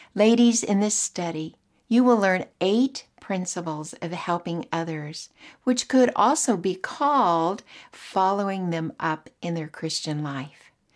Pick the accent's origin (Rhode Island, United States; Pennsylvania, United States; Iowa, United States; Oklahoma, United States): Oklahoma, United States; moved away as an adult; also born or lived in Australia; I was from Oklahoma, married a man, moved to Australia